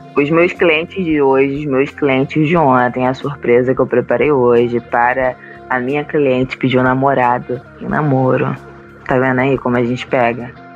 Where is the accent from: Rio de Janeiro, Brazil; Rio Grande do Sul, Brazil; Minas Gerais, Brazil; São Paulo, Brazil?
Rio de Janeiro, Brazil; Itaboraí; temos uma casa lá em Itaboraí, Rio de Janeiro, que ela tem um quintal muito grande.